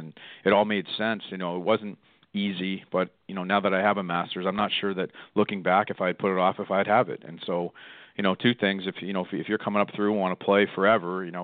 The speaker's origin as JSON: {"language": "English", "town": "Toronto", "region": "Ontario", "country": "Canada", "tie": "born or raised there", "also_born_or_lived": "Orono, Maine", "moved": "as an adult", "lives_now": "Bridgton, United States", "said": "I grew up in Toronto"}